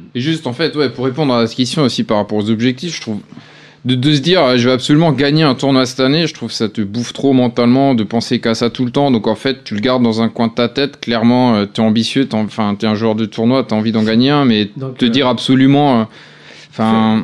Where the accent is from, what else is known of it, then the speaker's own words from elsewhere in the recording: Alsace, Grand Est, France; je suis pas mm. breton, je suis alsacien